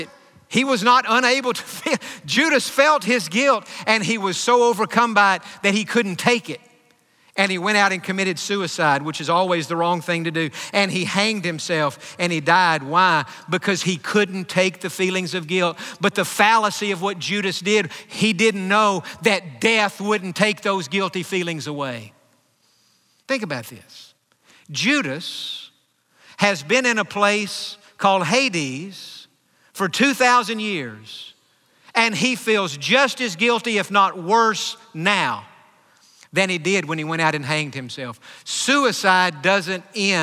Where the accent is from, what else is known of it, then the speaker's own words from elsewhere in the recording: Hopkins County, East Texas, United States; moved away; growing up in Hopkins County, which in the 80s was the dairy capital of the world, over 500 dairies in Hopkins County